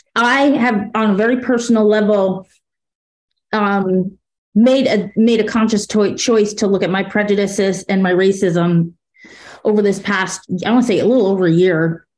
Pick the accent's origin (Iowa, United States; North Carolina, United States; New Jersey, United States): New Jersey, United States; I'm from Jersey